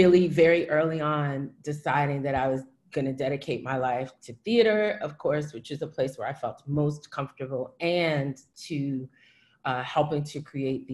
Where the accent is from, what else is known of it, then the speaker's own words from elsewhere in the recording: Houston, Texas, United States; as a child growing up in Houston, in a very creative family